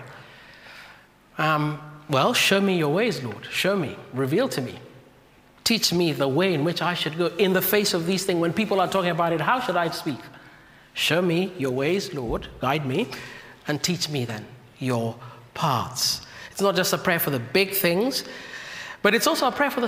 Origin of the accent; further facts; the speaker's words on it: Kenya; moved away; my home country, from Kenya.